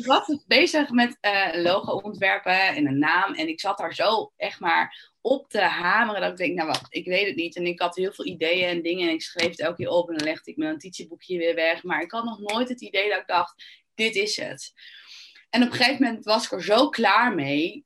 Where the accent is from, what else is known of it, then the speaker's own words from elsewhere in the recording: Netherlands; je bent eigenlijk als Nederlander of als Europeaan